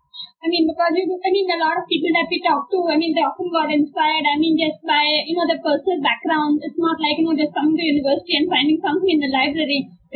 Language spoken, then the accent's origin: English; Mumbai, Maharashtra, India; I grew up in Bombay, and basically a colonial historian, and Bombay obviously is a colonial city